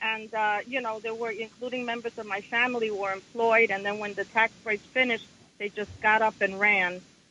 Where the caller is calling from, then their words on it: New York City, New York, United States; I'm calling from Brooklyn, New York.